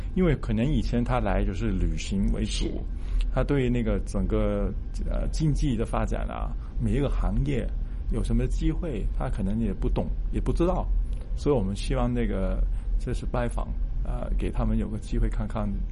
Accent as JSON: {"language": "Chinese", "country": "Hong Kong", "tie": "born or raised there", "said": "我这长大，就算香港"}